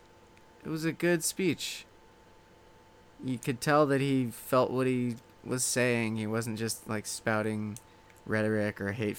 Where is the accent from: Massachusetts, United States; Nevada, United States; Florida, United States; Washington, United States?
Nevada, United States; Reno; also born or lived in Bay Area, California; I was born in the Bay Area. The Bay Area. Only lived there till I was 2. So then we moved to Reno.